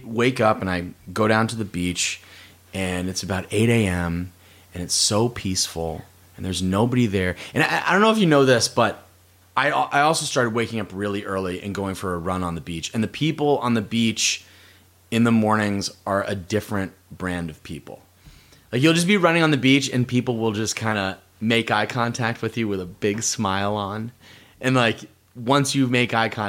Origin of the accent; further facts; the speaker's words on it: Massachusetts, United States; moved away; growing up in Massachusetts